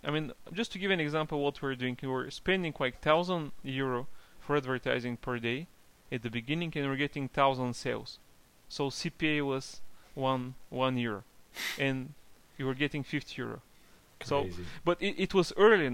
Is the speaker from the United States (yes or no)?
no; Bulgaria; I'm from Bulgaria originally, so I started from Bulgaria